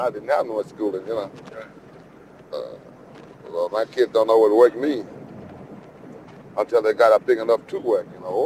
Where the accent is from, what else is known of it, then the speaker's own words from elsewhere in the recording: Clarksdale, Mississippi, United States; also born or lived in Rolling Fork, Mississippi; now in Chicago, United States; I was born in a little town called Rolling Fork, and I was raised up in uh, Clarksdale.